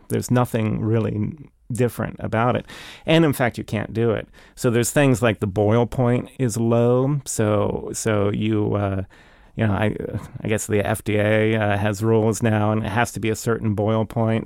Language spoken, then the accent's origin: English; Kensington, Maryland, United States; we grew up in Kensington, uh, and we backed up against, uh, Rock Creek Park